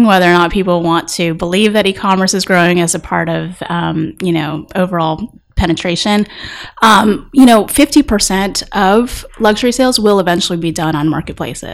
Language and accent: English; Texas, United States; moved away; I grew up in Texas. You can probably hear it every once in a while when I'm speaking